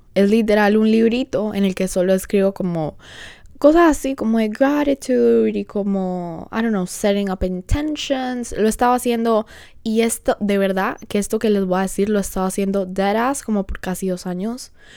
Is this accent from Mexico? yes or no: no; Colombia; now in Honduras; soy colombiana